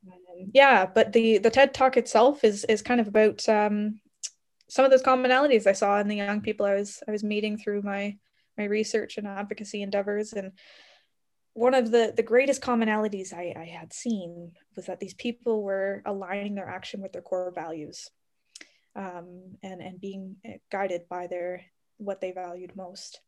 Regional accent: Ontario, Canada; moved away as an adult; now in Calgary, Canada; I grew up in Ontario, so all over Ontario

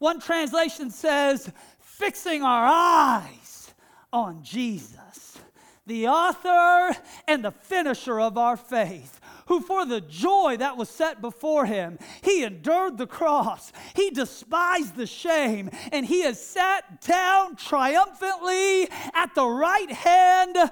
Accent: Seattle, Washington, United States; the church that I grew up in Seattle

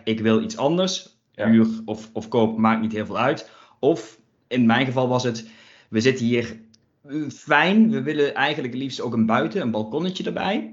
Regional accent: Limburg, Netherlands; ik kom eens even uit Limburg

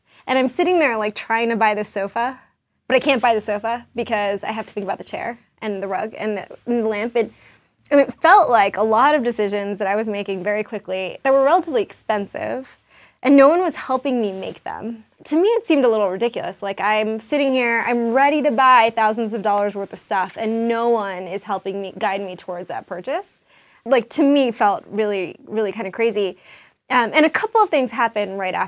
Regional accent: Washington, District of Columbia, United States; also born or lived in New York; now in Denver, United States; I'm really an East Coaster. I grew up in D.C.

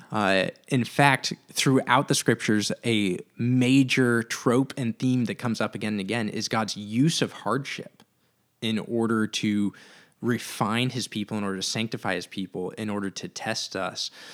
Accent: Santa Cruz, California, United States; growing up in Santa Cruz, moving back to Santa Cruz

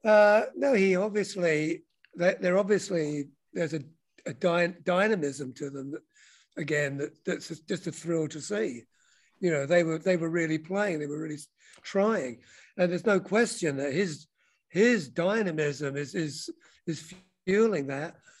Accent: London, United Kingdom; now in United States; Well, I'm from London. Um, I grew up in Wembley.

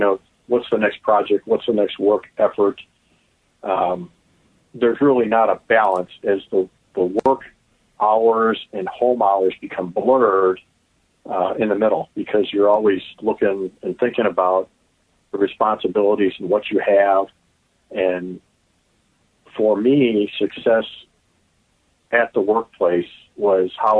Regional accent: Oak Park, Illinois, United States; also born or lived in Chicago / Downers Grove; I was born in Chicago and raised in Oak Park

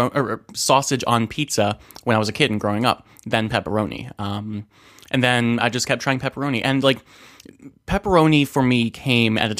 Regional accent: New Jersey, United States; Where I grew up in New Jersey

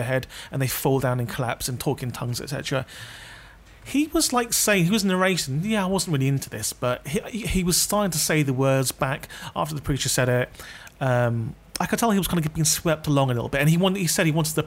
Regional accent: London, United Kingdom; I'm from London.

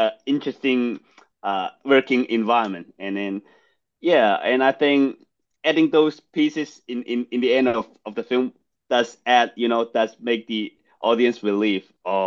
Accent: Guangdong, China; English is a second language; also born or lived in Boston; now in United States; I grew up in Guangdong, China.

